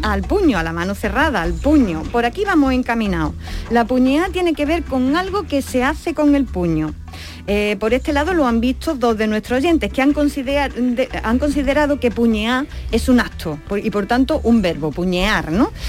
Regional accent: Andalusia, Spain; no solo somos andaluces

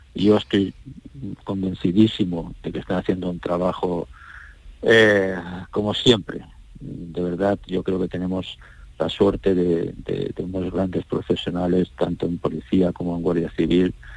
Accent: Andalusia, Spain; como andaluces, sentimos orgullosos

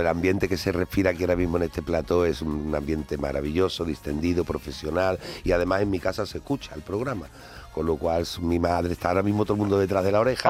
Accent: Andalusia, Spain; en mi tierra algo cambia porque nuestra tierra está muy viva

